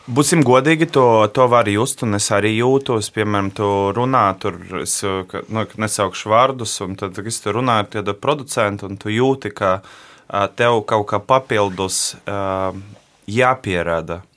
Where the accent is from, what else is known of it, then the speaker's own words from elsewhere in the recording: Riga, Latvia; es piedzimu šeit, un visu mūžu šeit nodzīvoju. Piedzimu Rīgā, esmu pridzinieks